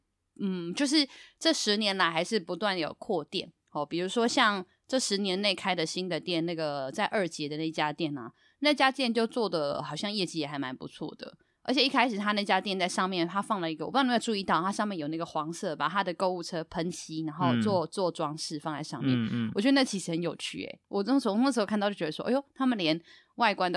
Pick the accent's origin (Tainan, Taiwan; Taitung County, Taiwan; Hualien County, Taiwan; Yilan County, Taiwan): Yilan County, Taiwan; 可我后来拿到的是我宜兰人那一款啦